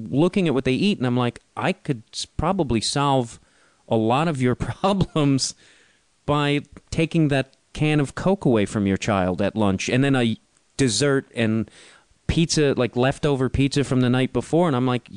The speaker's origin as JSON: {"language": "English", "town": "Chicago", "region": "Illinois", "country": "United States", "tie": "born or raised there", "said": "growing up in Chicago"}